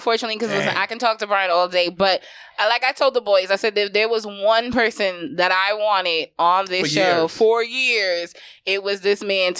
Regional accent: New York, United States; growing up in New York

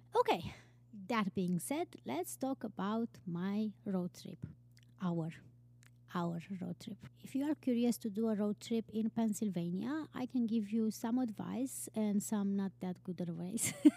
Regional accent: Romania; moved away as an adult; also born or lived in Iceland; I am from Romania

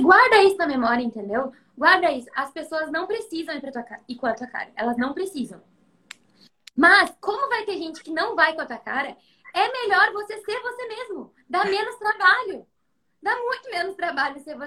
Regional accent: Taquara, Rio Grande do Sul, Brazil; also born or lived in Porto Alegre / Gramado; em Taquara, que é minha cidade natal

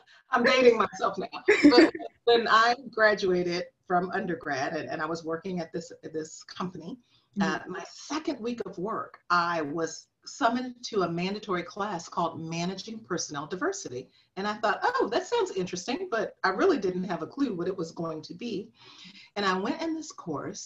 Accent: Flint, Michigan, United States; I am from Flint, Michigan

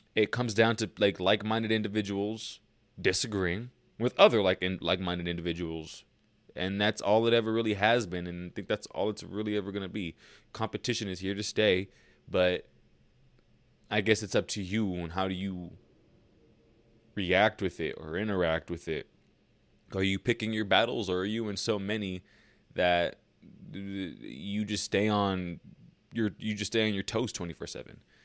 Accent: Lancaster, California, United States; also born or lived in Lake Los Angeles, California; I moved from Lake L A to Lancaster

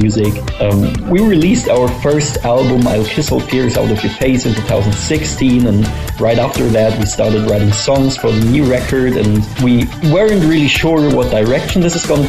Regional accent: Freiburg, Baden-Württemberg, Germany; We are a band from Germany, from Freiburg, southern Germany to be exact. And we started the band when we were still in school, 15 years old

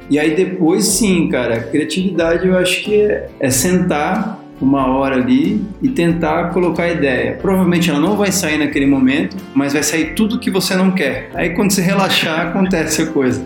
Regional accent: São Bernardo do Campo, São Paulo, Brazil; also born or lived in Rio de Janeiro; eu sou do ABC paulista, né, de São Bernardo do Campo

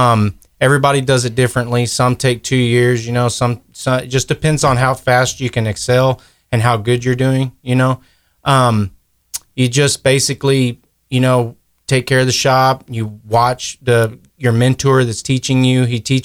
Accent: Kerrville, Texas, United States; I grew up in Kerrville. I graduated from Ingram in 2006

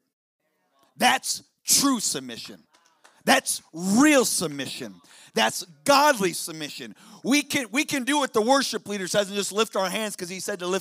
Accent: Chicago, Illinois, United States; now in South Dakota, United States; I live in South Dakota. I'm originally from Chicago

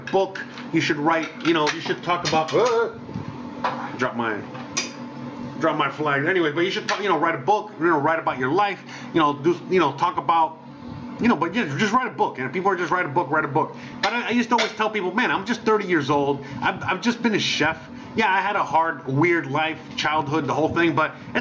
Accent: Miami, Florida, United States; first language Spanish; English is a second language; moved away as an adult; also born or lived in Seattle / California / Las Vegas / Los Angeles; now in Mexico; I was born in the U.S., but I was born in Miami

